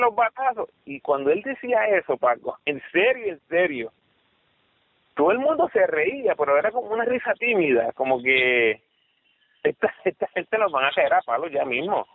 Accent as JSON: {"language": "Spanish", "country": "Puerto Rico", "said": "uno como puertorriqueño"}